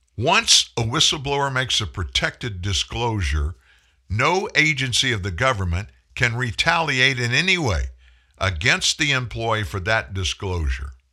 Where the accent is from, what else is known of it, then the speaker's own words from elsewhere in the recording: Lafayette, Louisiana, United States; Lafayette, Louisiana, my hometown